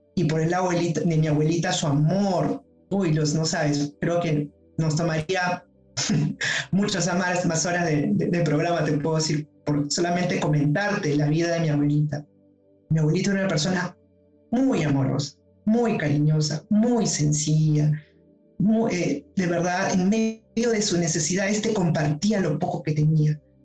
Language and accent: Spanish; Lima, Peru; estoy de Lima